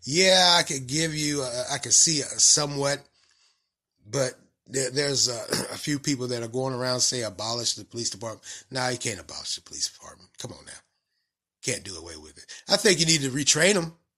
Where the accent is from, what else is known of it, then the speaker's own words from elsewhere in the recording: the South, United States; accent: country, southern; my country accent or southern accent